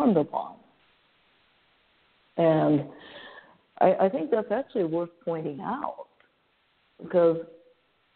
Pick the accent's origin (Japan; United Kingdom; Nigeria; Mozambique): Japan; now in San Francisco, United States; San Francisco is my home, sure, but I was born and raised in Japan.